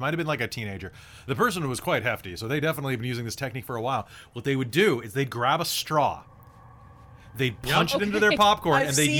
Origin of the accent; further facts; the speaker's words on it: United States; I'm American.